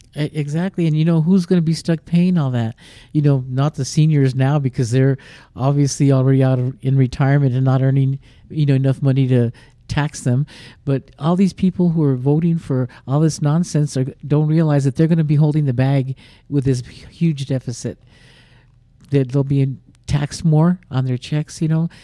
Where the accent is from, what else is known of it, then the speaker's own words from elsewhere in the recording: New Mexico, United States; I grew up in New Mexico all my life